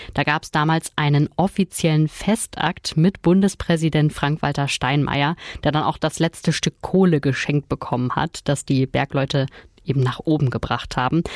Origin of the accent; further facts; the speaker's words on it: Ruhr area, North Rhine-Westphalia, Germany; bei uns im Pott